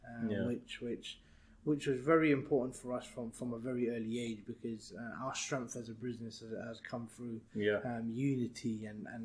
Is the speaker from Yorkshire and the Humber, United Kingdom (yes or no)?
no; London, United Kingdom; also born or lived in Burnley; We moved when I was 1 year old. So essentially been in London all my life